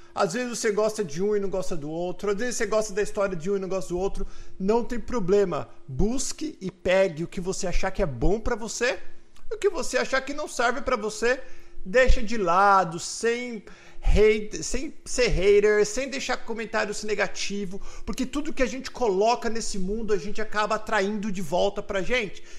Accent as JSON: {"language": "Portuguese", "region": "São Paulo", "country": "Brazil", "said": "E minha irmã, nós somos de São Paulo"}